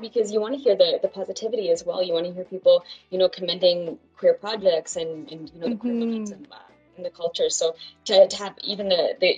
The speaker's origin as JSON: {"language": "English", "town": "Fort McMurray", "region": "Alberta", "country": "Canada", "tie": "born or raised there", "moved": "yes", "lives_now": "Calgary, Canada", "said": "I'm from Fort McMurray, so I'm from Northern Alberta"}